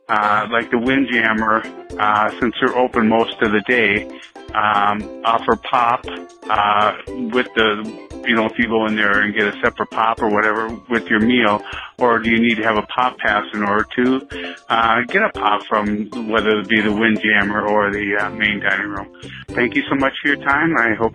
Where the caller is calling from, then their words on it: Minnesota, United States; I'm calling from Minnesota.